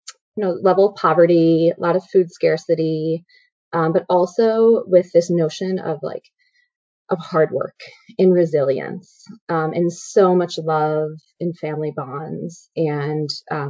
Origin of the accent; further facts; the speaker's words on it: Chicago, Illinois, United States; now in Issaquah, United States; I'm from Chicago originally.